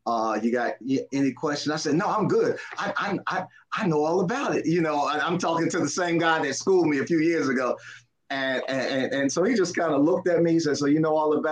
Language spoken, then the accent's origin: English; Philadelphia, Pennsylvania, United States; I grew up in Philly